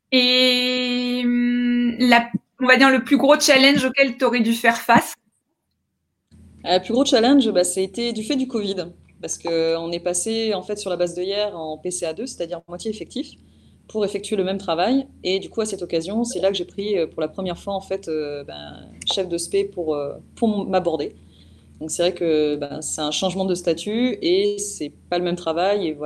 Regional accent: Provence-Alpes-Côte d'Azur, France; alors, je suis originaire des Hautes-Alpes, mais j'ai vécu euh, un petit peu partout euh, du fait que mon père était militaire.

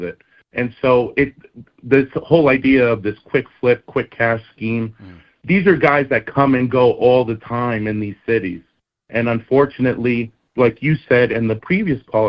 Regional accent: New Jersey, United States; I grew up in North Jersey

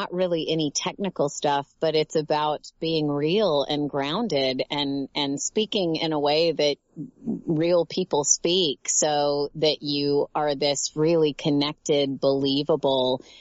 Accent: Tennessee, United States; moved away as an adult; now in Los Angeles, United States; I am originally from Tennessee

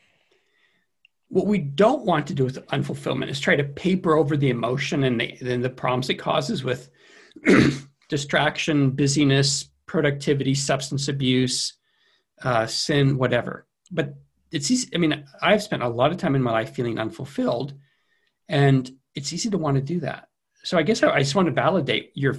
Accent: Central California, United States; moved away; I grew up in Central California where they have a lot of fog in winter

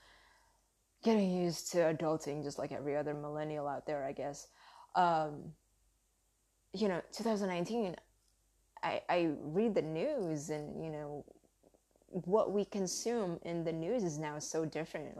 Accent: United States; accent: southern; English is a second language; I grew up in America, being Asian

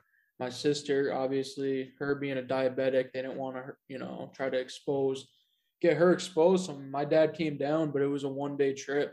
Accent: Rutland, Vermont, United States; moved away as an adult; now in Rock Hill, United States; I'm from Rutland, Vermont, born and raised, and I now currently live in Rock Hill, South Carolina, and I go to school in Charlotte, North Carolina.

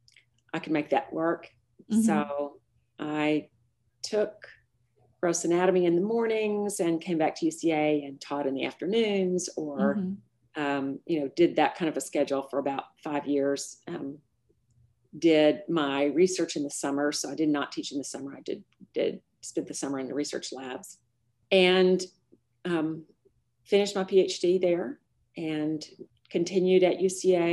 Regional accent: Little Rock, Arkansas, United States; I grew up in Little Rock, went to Central High School

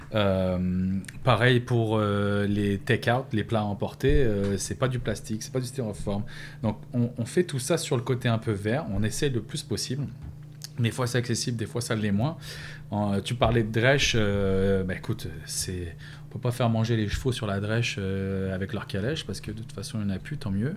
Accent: France; moved away as an adult; also born or lived in Pointe-Saint-Charles, Montreal; now in Montreal, Canada; Ça fait 11 ans que je suis parti de la France.

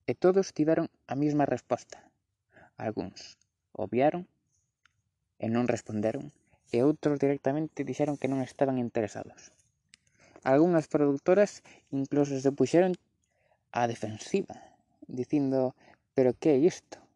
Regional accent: Galicia, Spain; eu son galego por obra e graza do idioma.

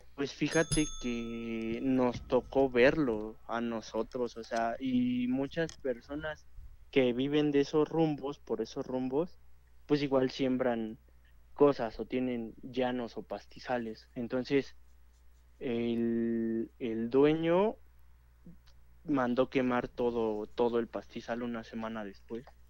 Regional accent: Cuautitlán, State of Mexico, Mexico; Yo soy de aquí de Cuautitlán de Romero Rubio

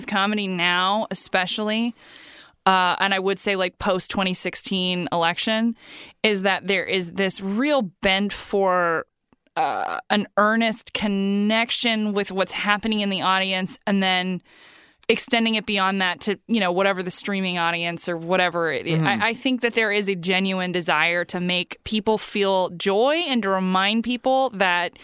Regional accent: Huntington Beach, California, United States; I was raised in Orange County

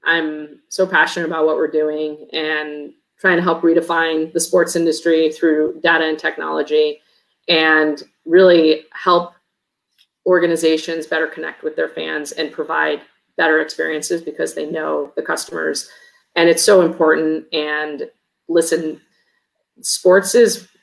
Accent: Chicago, Illinois, United States; moved away as an adult; I grew up in Chicago.

